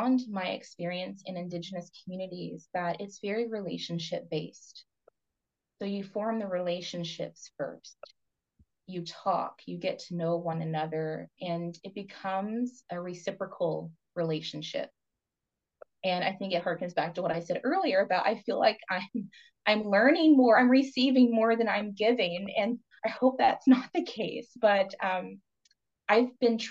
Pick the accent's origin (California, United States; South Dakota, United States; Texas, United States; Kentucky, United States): Kentucky, United States; moved away as an adult; also born or lived in Vancouver area, Canada; now in Vancouver, Canada; I'm Appalachian from Kentucky.